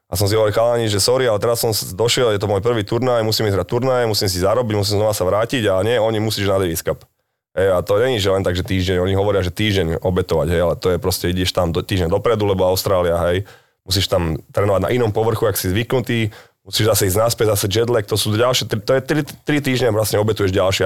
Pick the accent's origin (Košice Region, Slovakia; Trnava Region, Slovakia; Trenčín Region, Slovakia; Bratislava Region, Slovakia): Bratislava Region, Slovakia; Bratislava; my sme z Petržalky